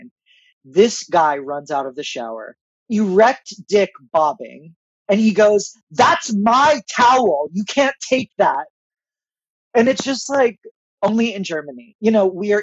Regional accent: Israel; moved away; I was born in Israel. I have a lot of family there

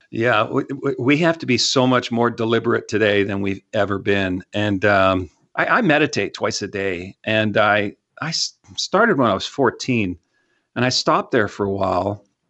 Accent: Canada; now in Texas, United States; I'm from Canada. I didn't know what a bottle rocket was until I moved down to Texas

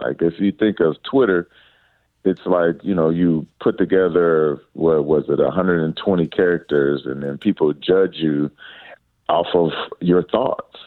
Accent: Detroit, Michigan, United States; growing up in Detroit, Michigan

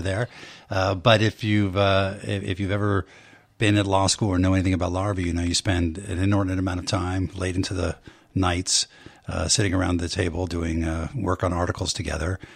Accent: Bay Area, California, United States; I grew up in the Bay Area

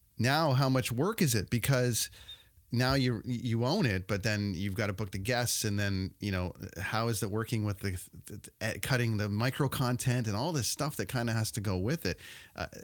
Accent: Ontario, Canada; I grew up in Ontario

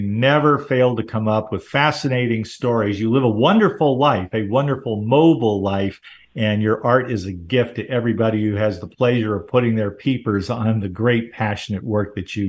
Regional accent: Southern California, United States; I grew up in Southern California

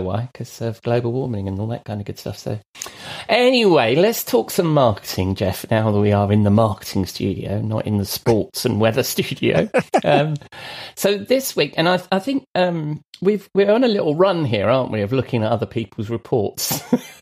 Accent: London, United Kingdom; I was born in London, not very far from the ground.

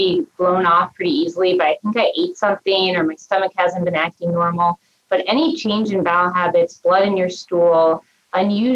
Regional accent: Cincinnati, Ohio, United States; also born or lived in Minnesota; now in Cleveland, United States; I was born and raised actually in Ohio and Cincinnati

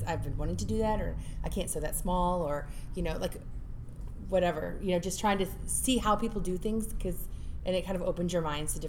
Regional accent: St. Louis, Missouri, United States; We're from St. Louis

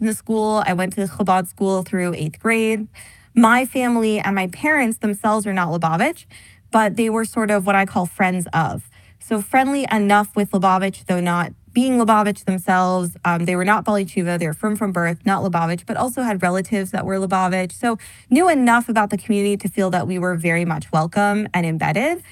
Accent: Pittsburgh, Pennsylvania, United States; I grew up in Squirrel Hill in Pittsburgh

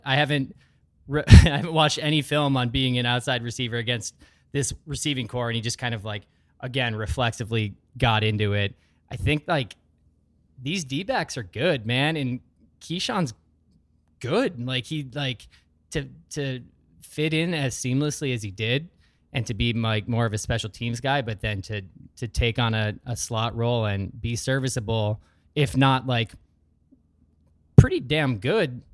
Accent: Sheboygan, Wisconsin, United States; also born or lived in Wausau, Wisconsin; from Wisconsin, born in Wausau, Wisconsin. Most of my formative years were in the Sheboygan area.

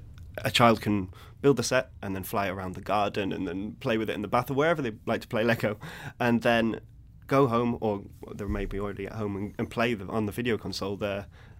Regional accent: London, United Kingdom; moved away as an adult; now in Billund, Denmark; I came from London, so going from London to Billund, so a town of millions and millions and millions to like a small rural town of 3,000 people.

